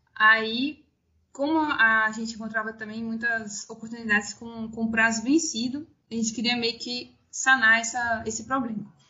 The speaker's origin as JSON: {"language": "Portuguese", "region": "interior of Minas Gerais", "country": "Brazil", "also_born_or_lived": "Ouro Preto", "moved": "as an adult", "said": "eu sou do interior de Minas Gerais, na cidade de Pitani"}